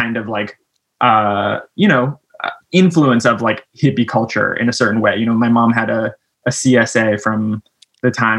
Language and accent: English; San Francisco, California, United States; also born or lived in Kentfield, Marin County; now in East Bay, United States; So I was born in San Francisco and grew up there. And then my family moved to Marin.